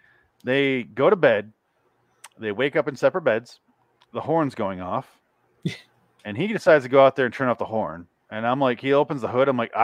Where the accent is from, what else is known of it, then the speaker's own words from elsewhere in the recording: Michigan, United States; I'm from Michigan.